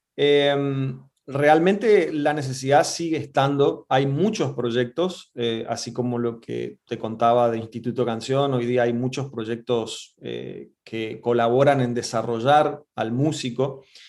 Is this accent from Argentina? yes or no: yes; Resistencia, Chaco, Argentina; moved away as an adult; also born or lived in Buenos Aires; Yo soy del norte de Argentina, de, de Chaco, de Resistencia más precisamente